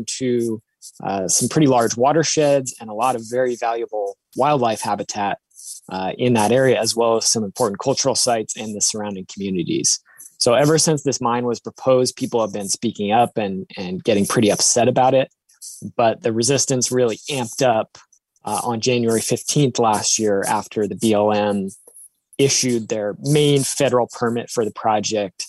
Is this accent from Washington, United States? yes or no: yes; Seattle, Washington, United States; I grew up in Seattle